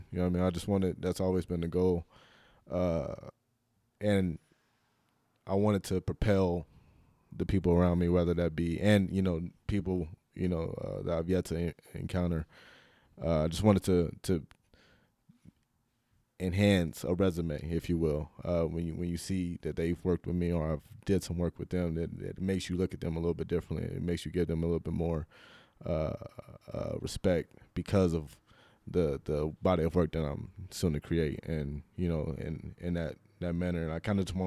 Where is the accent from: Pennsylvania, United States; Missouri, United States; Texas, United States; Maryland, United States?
Missouri, United States; Kansas City; now in Colorado, United States